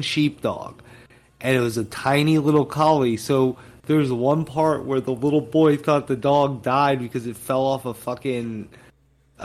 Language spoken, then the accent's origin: English; United States; I'm American